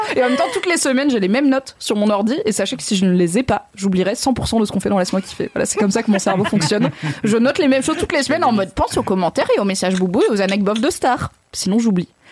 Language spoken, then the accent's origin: French; Haut-Rhin, Grand Est, France; moi je viens du Haut-Rhin, donc du 6-8